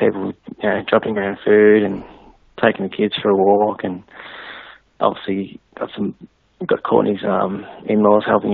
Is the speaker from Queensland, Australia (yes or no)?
no; Mansfield, Victoria, Australia; also born or lived in Melbourne / Beulah; We both grew up in Mansfield